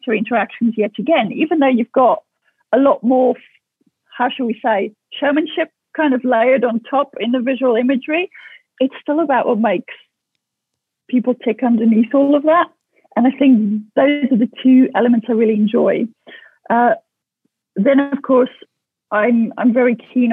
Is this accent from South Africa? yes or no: yes; South Africa; growing up in South Africa